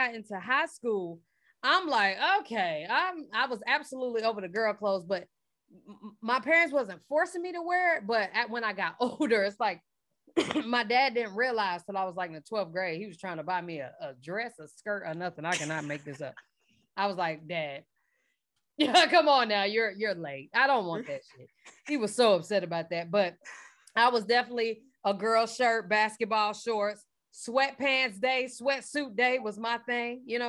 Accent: Charlotte, North Carolina, United States; now in Atlanta, United States; I'm from Charlotte.

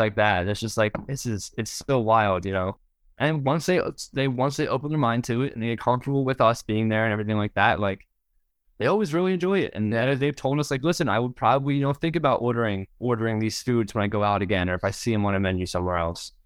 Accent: southeast Pennsylvania, United States; We're from Pennsylvania, like, southeast Pennsylvania

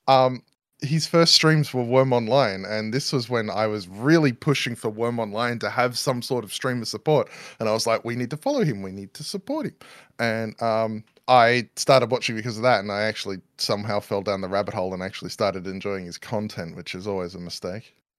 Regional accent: Australia; accent: Newsreader Australian; moved away; also born or lived in New Zealand; Newsreader Australian, apparently, is my accent

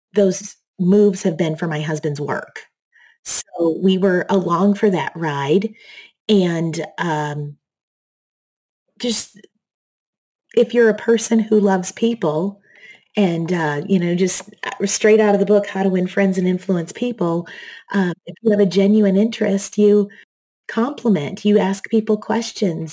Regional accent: Michigan, United States; moved away as an adult; also born or lived in Seattle; now in Texas, United States; I grew up in Michigan

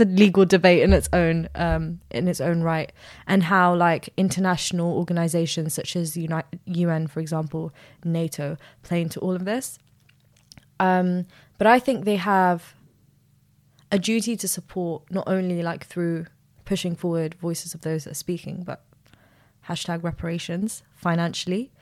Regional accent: Sudan; now in United Kingdom; I'm from Sudan

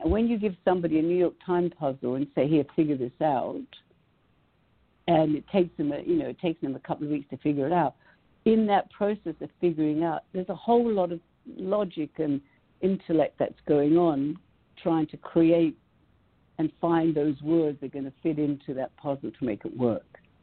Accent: Greece; now in Los Angeles, United States; I grew up in Greece

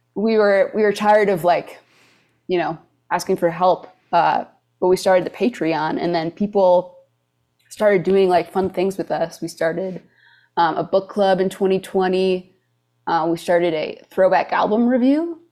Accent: Michigan, United States; moved away as an adult; also born or lived in Wisconsin; now in Nashville, United States; I was born in Wisconsin, but my parents work at an art school in Michigan

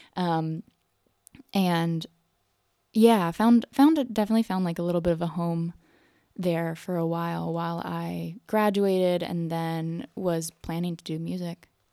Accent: North Carolina, United States; moved away as an adult; also born or lived in New York; I grew up in North Carolina

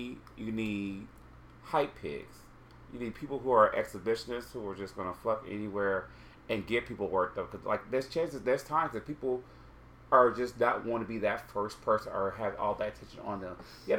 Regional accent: Ohio, United States; I was from Ohio.

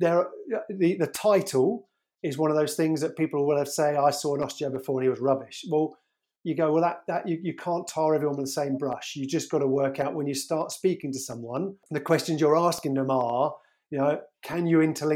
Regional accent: Surrey, South East England, United Kingdom; also born or lived in Birmingham / Edinburgh; I grew up in Surrey

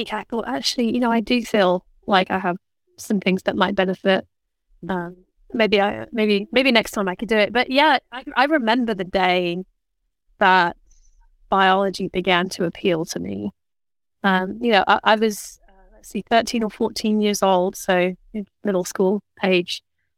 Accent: Oxford, South East England, United Kingdom; moved away; also born or lived in London; Originally, I was born in London, actually. But we moved to Oxford when I was almost five. So I think of Oxford as home.

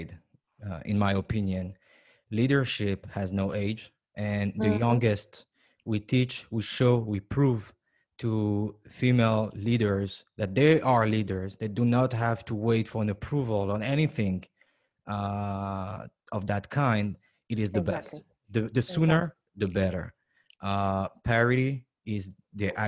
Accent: France; also born or lived in New York, United States; now in Israel; I was born in France, raised part of my life in France, and lived in New York, live in Israel now.

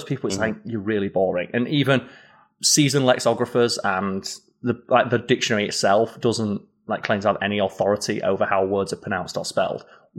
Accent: Yorkshire and the Humber, United Kingdom; accent: Yorkshire; it's something that I'm kind of disappointed in myself that my native Yorkshire accent has been tempered after so many years of having to tone it down for making content online.

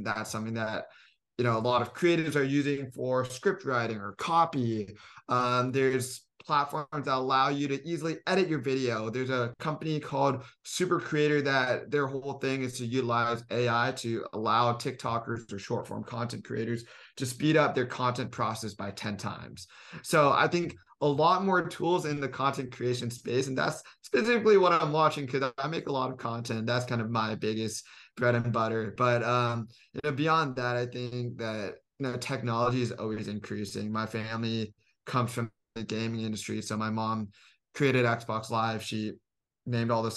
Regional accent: Silicon Valley, California, United States; moved away as an adult; now in Los Angeles, United States; I'm from Silicon Valley

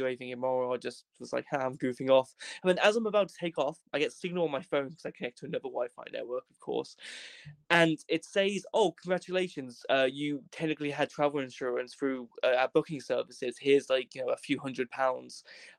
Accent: Wales, United Kingdom; So I go, "I'm from Wales, my friends. You know, see up here, United Kingdom, I includes Wales."

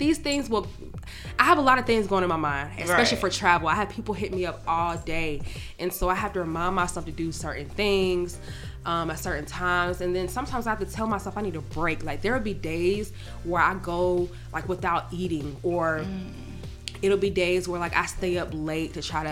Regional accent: Atlanta, Georgia, United States; most of my clientele is from Atlanta and I'm from Atlanta

